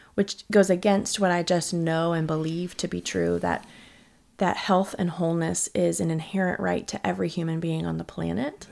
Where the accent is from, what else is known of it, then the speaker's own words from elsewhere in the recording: St. Louis, Missouri, United States; also born or lived in Texas; now in Katy, United States; I grew up in Saint Louis, Missouri, which is about as Midwest as it gets